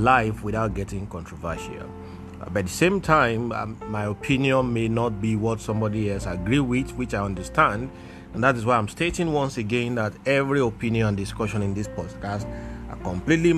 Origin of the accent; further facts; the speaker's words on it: Ogun State, Nigeria; I am from Ogun State, Nigeria